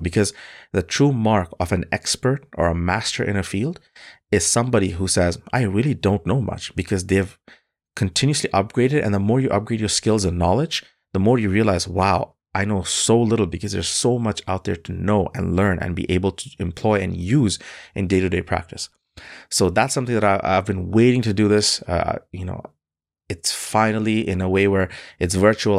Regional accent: Bangladesh; now in Canada; Bangladesh, which is my home country

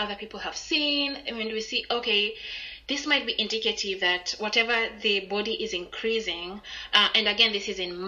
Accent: Kenya; moved away as an adult; I'm from Kenya

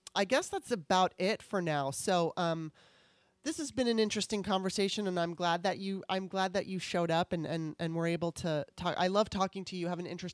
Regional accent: California, United States; growing up in California, I'm used to diversity

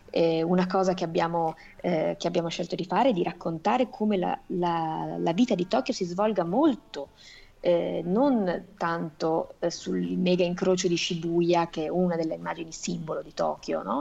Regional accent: Italy; sono figlia di padre giapponese e madre italiana, sono però nata e cresciuta in Italia

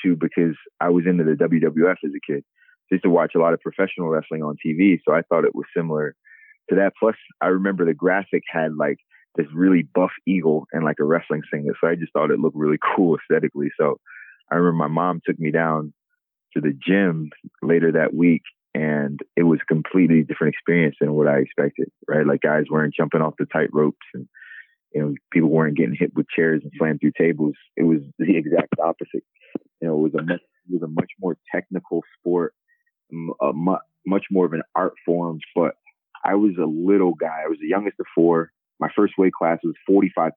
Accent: Sicklerville, New Jersey, United States; moved away as an adult; also born or lived in Lincoln, Nebraska; now in Philadelphia, United States; I'm from South Jersey originally. I grew up in a small town, Sicklerville, New Jersey, about 25 miles outside of Philadelphia

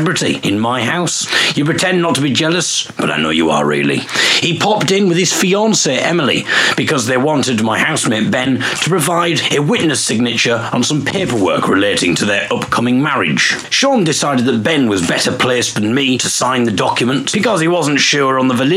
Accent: Hartlepool, North East England, United Kingdom; I'm from Teesside

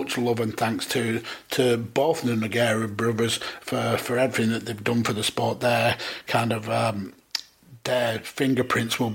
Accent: United Kingdom; being British

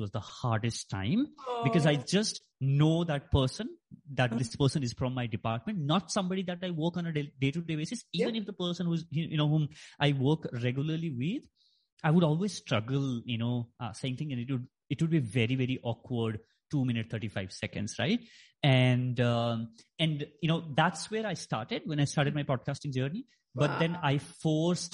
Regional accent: Nepal; moved away; I grew up in Nepal, so my school was there.

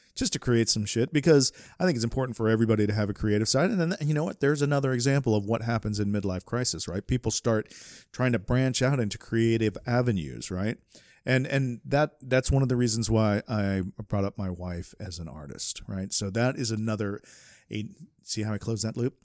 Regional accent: Southeast, United States; I grew up in the Southeast

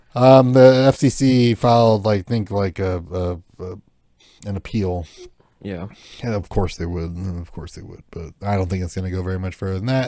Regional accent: United States; as an American

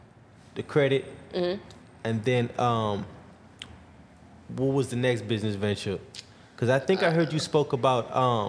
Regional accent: Bahamas; now in Houston, United States; I'm from the Bahamas originally. Okay. Yeah, born and raised in the Bahamas.

